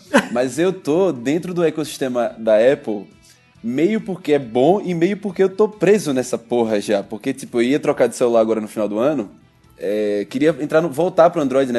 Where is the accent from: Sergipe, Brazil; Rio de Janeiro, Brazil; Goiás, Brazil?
Sergipe, Brazil; Aracaju; now in São Paulo, Brazil; a gente sai de Aracaju, eu também sou de Aracaju